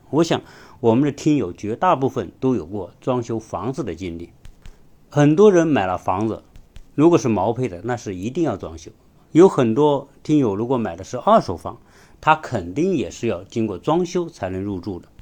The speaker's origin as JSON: {"language": "Chinese", "country": "China", "said": "我们中国人"}